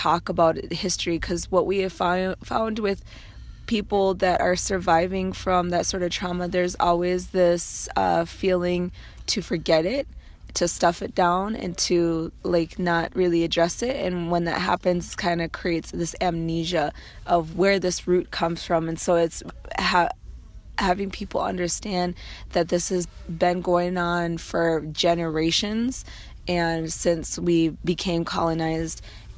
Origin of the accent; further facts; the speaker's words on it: Minneapolis, Minnesota, United States; bands are Assistant Wapton Dakota and Standing Rock Nation, Dakota Lakota. And I'm from Minneapolis, Minnesota.